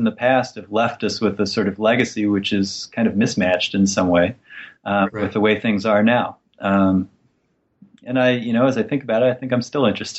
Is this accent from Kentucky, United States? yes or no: no; West Virginia, United States; I grew up in West Virginia in a deindustrializing city, a place that by the time I was growing up was maybe 18,000 residents, had been shrinking every census since World War II.